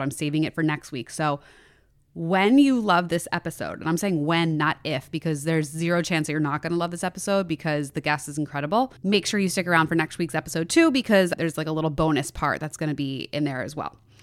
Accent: Plymouth Meeting / Lansdale, Pennsylvania, United States; I grew up right outside of there. I, my dad was in East Narratian, so, like, Plymouth Meeting area

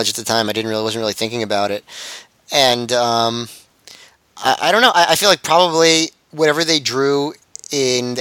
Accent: New York City, New York, United States; it's my hometown

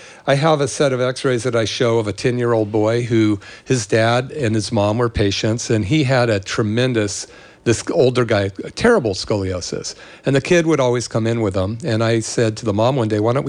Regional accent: Berkeley, California, United States; I grew up in Berkeley in the 60s

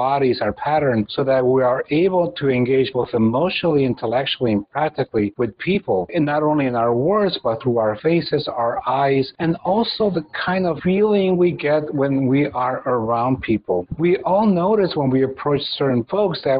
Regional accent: Mexico; I come from Mexico. This is a place where we are very touchy-feely

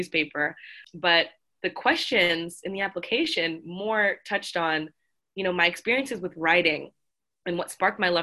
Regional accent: South Florida, United States; moved away as an adult; now in Boston, United States; coming from South Florida, where, you know, there's everybody

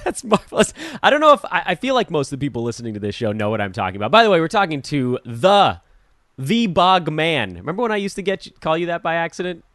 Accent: Los Angeles, California, United States; am an Angelino

